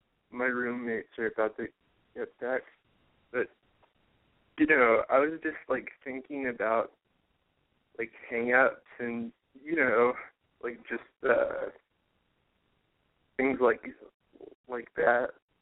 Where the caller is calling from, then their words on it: Austin, Texas, United States; I live in Austin, Texas.